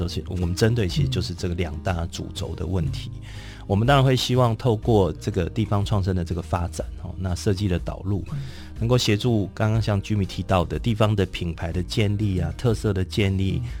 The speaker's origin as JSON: {"language": "Chinese", "country": "Taiwan", "said": "台湾现在少子化的情况很严重，然后我们台湾人人口减少的速度很快。"}